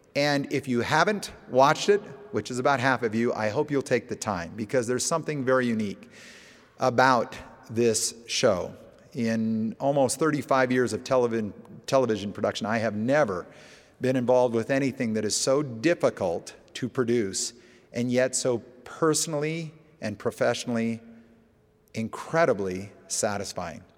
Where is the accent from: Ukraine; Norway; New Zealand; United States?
United States; Alaska; moved away; I grew up in Alaska